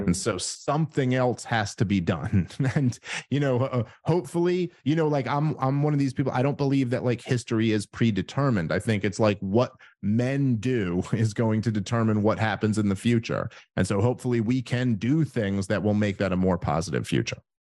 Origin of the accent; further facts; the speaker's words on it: New York City, New York, United States; moved away as an adult; I'm from New York City and grew up there my entire life